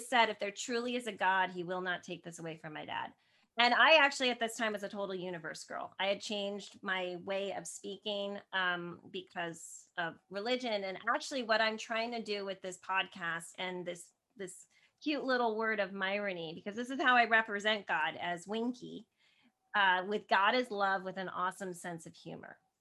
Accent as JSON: {"language": "English", "region": "New Jersey", "country": "United States", "said": "I'm from New Jersey originally"}